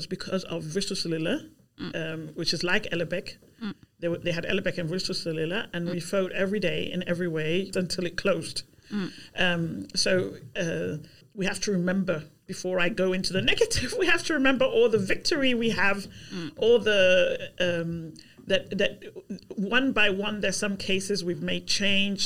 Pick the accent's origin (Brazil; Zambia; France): Zambia; now in Albertslund, Denmark; I've been here 35 years, and I'm my origin is Zambia. But I'm Danish now. Yeah. I'm a Zambian Dane